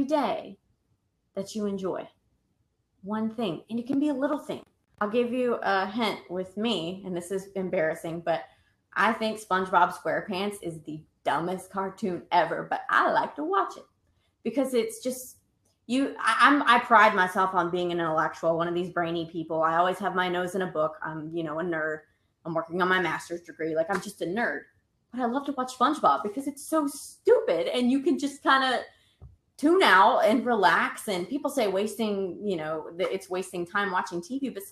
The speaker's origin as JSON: {"language": "English", "region": "the South", "country": "United States", "said": "I'm from the South."}